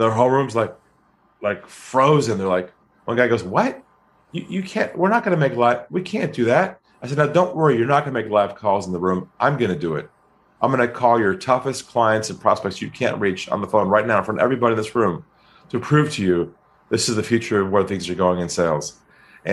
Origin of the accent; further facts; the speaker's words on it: California, United States; now in Sydney, Australia; I'm from California.